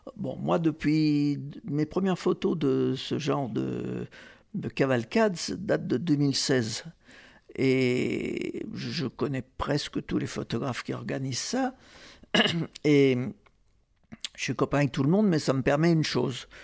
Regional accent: Marseille, Provence-Alpes-Côte d'Azur, France; je suis marseillais, donc je suis à 130 km de Sainte-Marie-de-la-Mer.

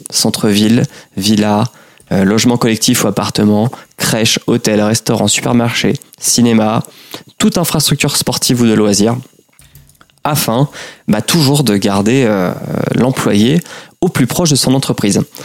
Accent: Normandy, France; je suis normand

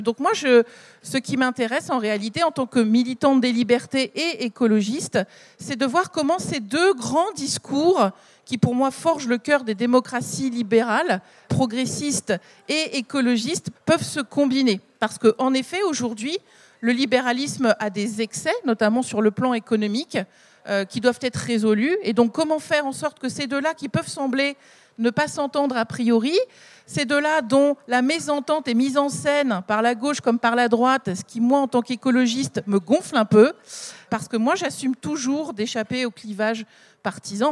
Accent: the Nord, Hauts-de-France, France; je viens du Nord

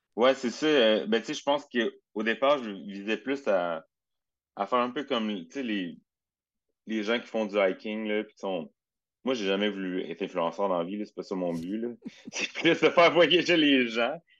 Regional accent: Châteauguay, Quebec, Canada; je viens de Châteauguay au départ

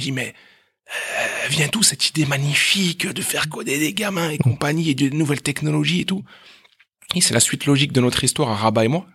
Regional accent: Meaux, Île-de-France, France; also born or lived in Aleppo, Syria; now in La Défense, France; Alors moi j'ai grandi à, à Meaux

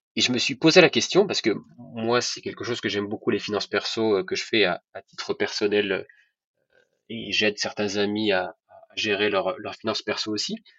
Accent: Rabat, Rabat-Salé-Kénitra, Morocco; moved away as an adult; also born or lived in France; je suis né en France, mais j'ai grandi au, Maroc. donc, mes parents faisaient leurs études en France et ensuite on est tous rentrés au Maroc. Donc, j'y ai fait toute ma scolarité à Rabat

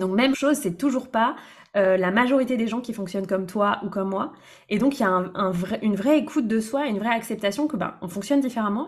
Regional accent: Brittany, France; born or raised there; moved away as an adult; also born or lived in Lyon region

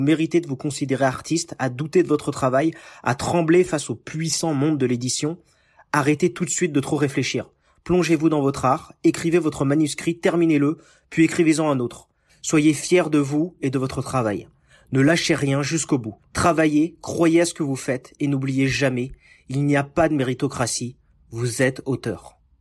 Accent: Paris region, Île-de-France, France; moved away as an adult; now in United States; Je suis né en France, en région parisienne

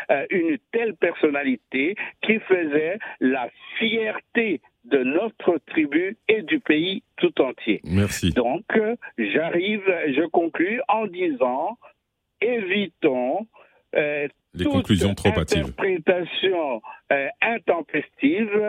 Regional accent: DR Congo; now in France; moi je vous appelle de la France au fait, et c'est pas de Kinshasa. Je suis congolais, mais je vous appelle de la France.

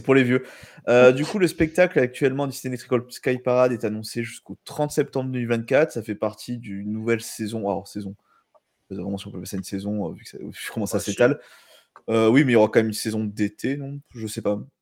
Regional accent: France

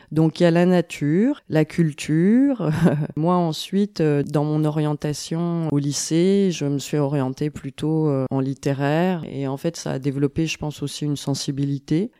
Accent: Besançon, Bourgogne-Franche-Comté, France; J'ai grandi euh, à Besançon, en Franche-Comté

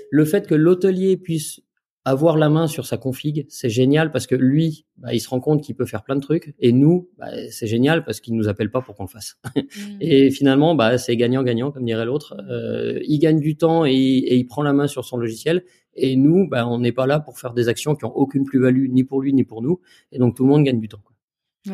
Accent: Jura, Bourgogne-Franche-Comté, France; en tant que jurassien euh, et franc-comtois fier de l'être

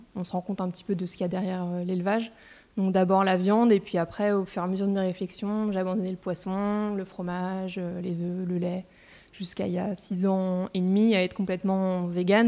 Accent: Paris, Île-de-France, France; also born or lived in Reims; je suis née à Paris et j'ai fait mes études de commerce euh, à Reims. Donc en fait, euh, j'ai passé les trois quarts de ma vie à Paris quand même.

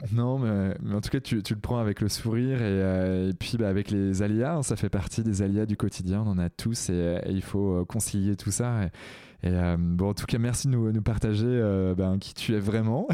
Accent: Brittany, France; je suis breton et, étant en breton, je suis assez fier de mes origines

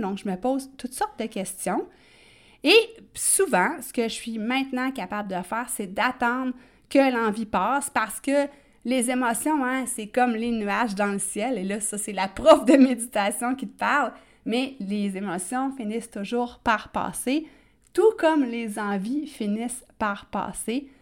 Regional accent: Quebec, Canada; accent: Québécois; comme on dit en bon québécois

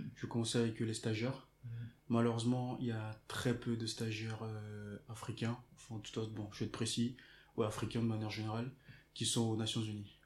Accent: Togo; je viens du Togo

